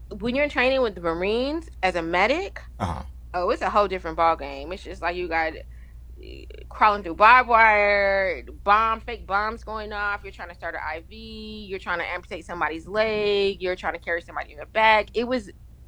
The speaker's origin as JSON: {"language": "English", "region": "California", "country": "United States", "moved": "as an adult", "said": "I'm from California, so I used to get to go home"}